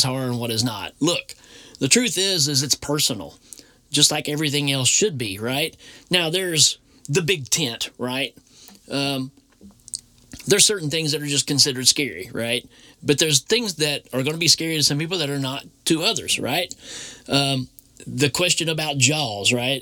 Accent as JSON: {"language": "English", "region": "Tennessee", "country": "United States", "tie": "born or raised there", "said": "I grew up in Tennessee, so very strong Bible Belt"}